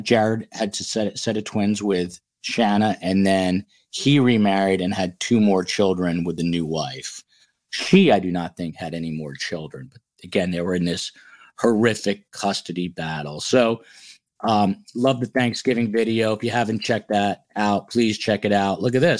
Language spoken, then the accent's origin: English; New Jersey, United States; now in Florida, United States; We're from New Jersey.